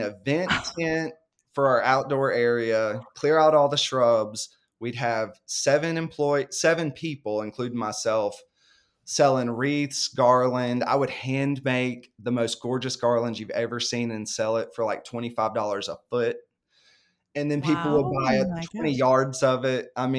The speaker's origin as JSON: {"language": "English", "region": "North Carolina", "country": "United States", "tie": "born or raised there", "said": "I grew up in the suburbs or near a big city. I grew up near Charlotte, North Carolina. And so living out in the country was all new to me."}